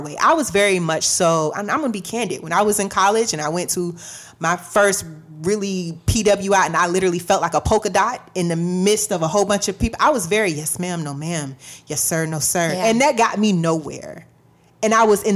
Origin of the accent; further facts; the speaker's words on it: Florida, United States; I'm technically from the South, whatever, but I'm from Florida.